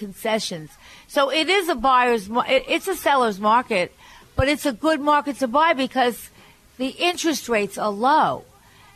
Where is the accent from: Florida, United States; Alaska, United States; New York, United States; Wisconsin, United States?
New York, United States; Long Island; I'm from Long Island